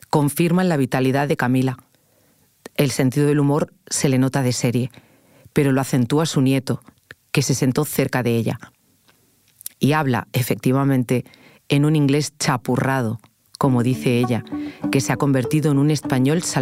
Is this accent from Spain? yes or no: yes; A Pastoriza, Galicia, Spain; Yo nací en Pastoriza.